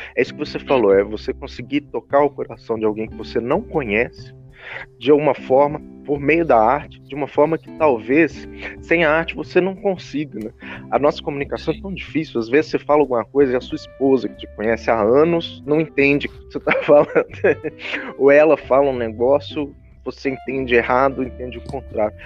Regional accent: Brazil; nos identifica como brasileiros

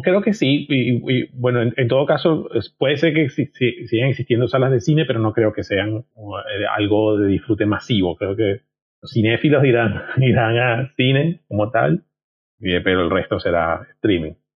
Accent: Venezuela; moved away as an adult; also born or lived in Pamplona, Spain; me fui de Venezuela, que me fui a, vivir a España

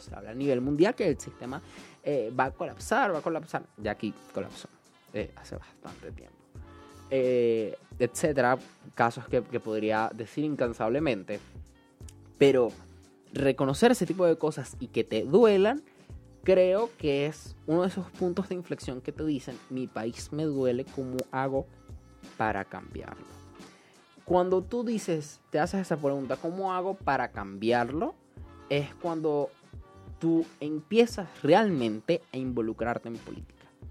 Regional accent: Venezuela; estábamos tan unidos como venezolanos

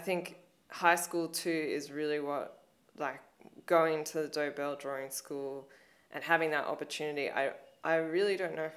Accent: Blue Mountains, New South Wales, Australia; growing up in the Blue Mountains

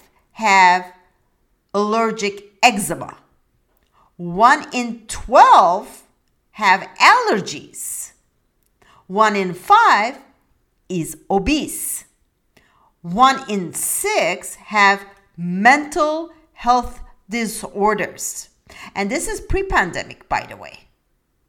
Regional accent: Istanbul, Turkey; English is a second language; now in United States; I come from a different country. I come from Turkey, Istanbul

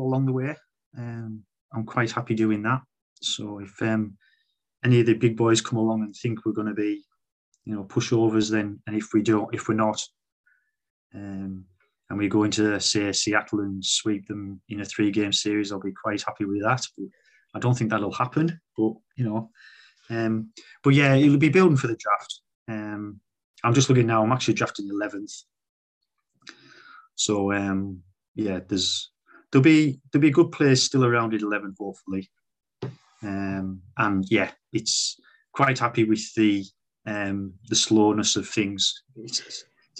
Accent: United Kingdom; we're British

